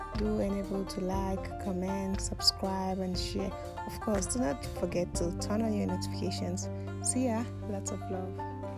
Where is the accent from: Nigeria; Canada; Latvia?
Nigeria; Enabo village, Ankpa, Kogi; I'm the eldest child of my parents. Also, I'm Igala by tribe. I come from Enabo village, which is under Anpa local government of Kogi State.